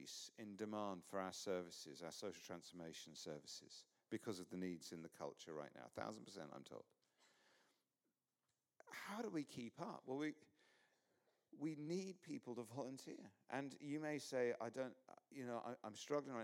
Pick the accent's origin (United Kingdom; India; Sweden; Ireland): United Kingdom; England; I'm English